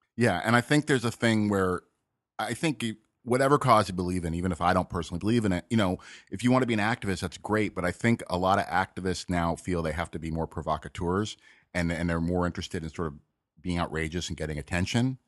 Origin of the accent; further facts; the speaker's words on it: Malibu, California, United States; I grew up in Malibu